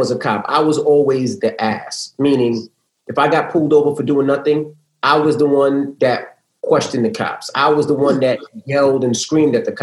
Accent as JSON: {"language": "English", "town": "New York City", "region": "New York", "country": "United States", "tie": "born or raised there", "said": "as a kid growing up in Queens"}